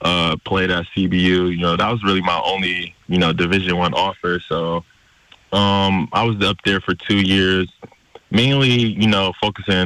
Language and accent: English; San Francisco, California, United States; I decided to go back to San Francisco City College, you know, play back in my hometown